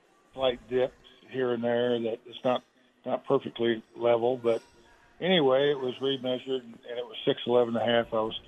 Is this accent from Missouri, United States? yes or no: yes; Kansas City, Missouri, United States; I grew up in Kansas City, Missouri.